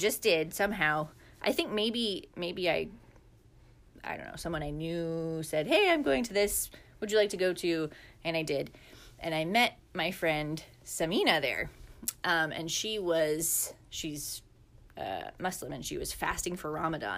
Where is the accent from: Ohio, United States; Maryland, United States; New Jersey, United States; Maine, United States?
Maine, United States; also born or lived in Lebanon; I'm from Maine